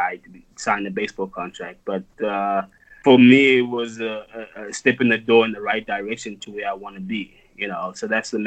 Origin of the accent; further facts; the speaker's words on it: South Africa; growing up in South Africa